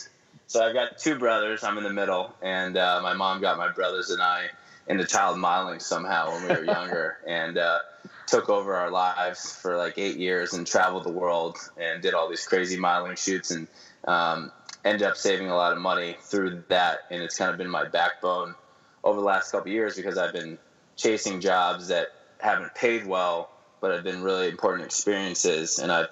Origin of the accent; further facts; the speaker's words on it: Fort Lauderdale, Florida, United States; moved away as an adult; now in Lexington, United States; born and raised in South Florida, Fort Lauderdale, Florida, which is a great place to grow up. So I spent a lot of time on the beach and enjoyed life down there.